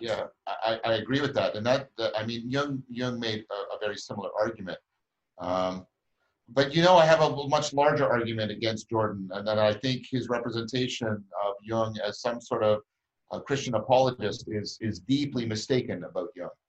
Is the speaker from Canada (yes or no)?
yes; Canada; I'm a Canadian and I'm at the same university that he is